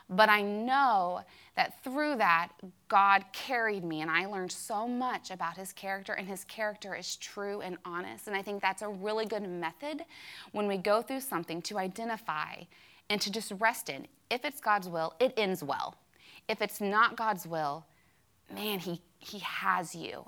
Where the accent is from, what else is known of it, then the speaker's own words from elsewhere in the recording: Kentucky, United States; I was from Kentucky, that I claimed to be a Christian